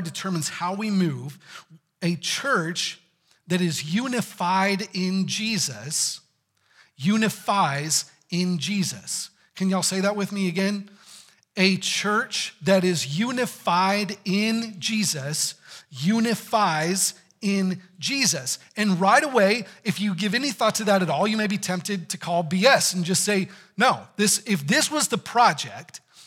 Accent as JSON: {"language": "English", "region": "Texas", "country": "United States", "said": "I'm from Texas"}